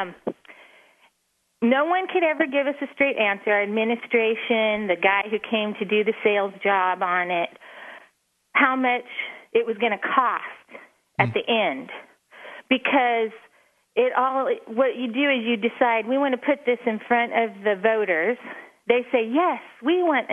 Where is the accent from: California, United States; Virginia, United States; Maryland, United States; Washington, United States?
California, United States; Northern; I am from Northern California.